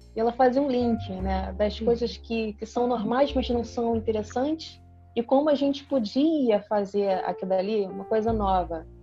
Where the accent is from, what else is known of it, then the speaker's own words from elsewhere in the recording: Brazil; A gente é brasileira